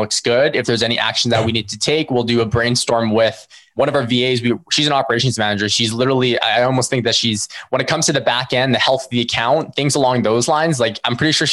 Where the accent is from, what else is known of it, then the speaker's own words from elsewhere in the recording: Philippines; we're Filipino ourselves